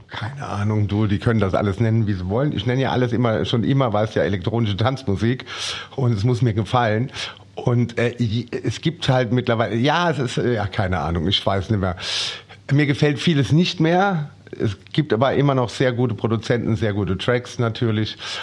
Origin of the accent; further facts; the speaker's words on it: Germany; bei uns in Deutschland